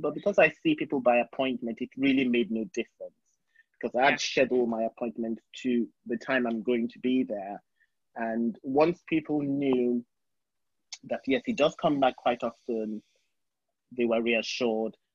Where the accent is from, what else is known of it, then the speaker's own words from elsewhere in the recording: Nigeria; moved away as an adult; also born or lived in England; now in New York, United States; I grew up in Nigeria, and I did my primary school, secondary school, and university in Nigeria.